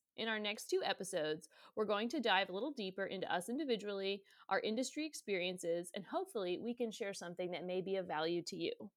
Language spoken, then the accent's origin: English; Maryland, United States; now in Virginia, United States; we're both from Maryland, I live in Virginia